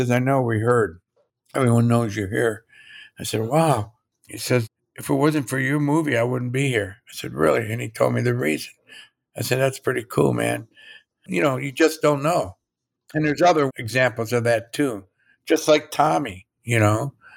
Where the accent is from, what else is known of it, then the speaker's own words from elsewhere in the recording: Indiana, Midwest, United States; I'm from Indiana, Illinois.